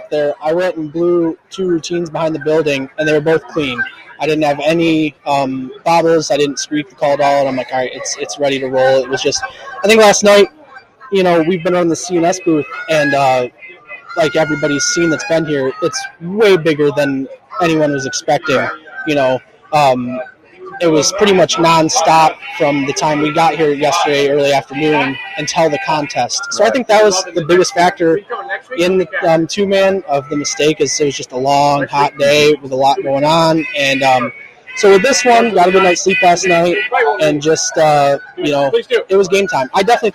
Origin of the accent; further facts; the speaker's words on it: Muskegon, Michigan, United States; I'm from Muskegon, Michigan.